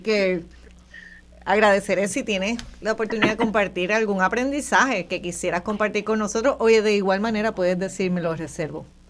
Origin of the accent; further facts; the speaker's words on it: Puerto Rico; los puertorriqueños y las puertorriqueñas que vivimos aquí